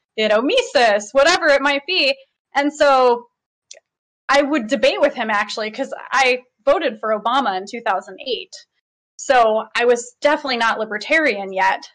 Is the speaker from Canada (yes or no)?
no; Michigan, United States; I'm born and raised in Michigan